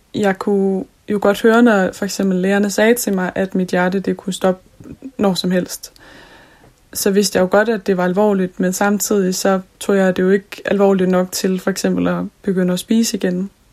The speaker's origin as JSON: {"language": "Danish", "region": "Jutland", "country": "Denmark", "said": "Nu er jeg fra Jylland"}